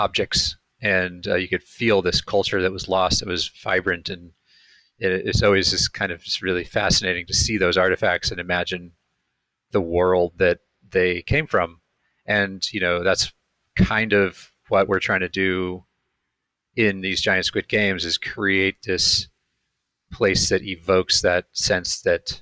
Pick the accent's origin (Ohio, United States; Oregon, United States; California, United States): California, United States; Ojai; now in Los Angeles, United States; I grew up in Ojai, which is a small town a couple hours north